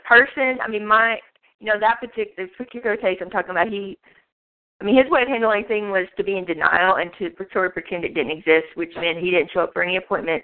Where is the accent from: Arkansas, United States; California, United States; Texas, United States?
Arkansas, United States; Monticello; also born or lived in Washington, D.C.; I am originally from Monticello, Arkansas